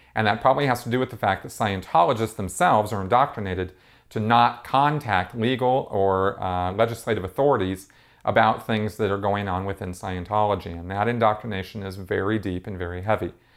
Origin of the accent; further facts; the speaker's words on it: Pasadena, California, United States; where I grew up in Pasadena